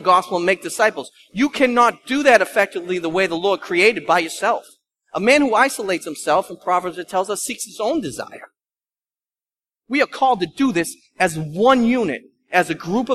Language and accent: English; Lynn, Massachusetts, United States; I'm from Lynn